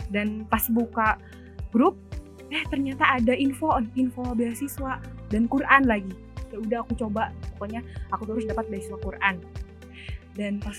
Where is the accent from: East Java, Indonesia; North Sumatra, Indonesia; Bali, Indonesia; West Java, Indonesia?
West Java, Indonesia; Garut; Aku tuh berasal dari Garut ya, dari Garut.